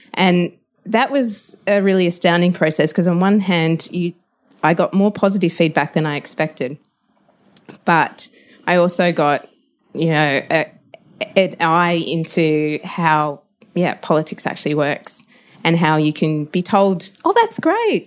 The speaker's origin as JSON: {"language": "English", "region": "Tasmania", "country": "Australia", "tie": "born or raised there", "said": "I grew up in Tasmania"}